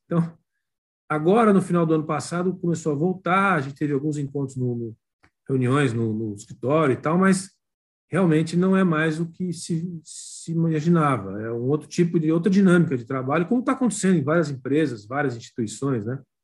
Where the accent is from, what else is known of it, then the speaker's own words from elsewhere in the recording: São Paulo, Brazil; eu sou paulistano aqui, mistura filho de neto de estrangeiros, mas totalmente brasileiro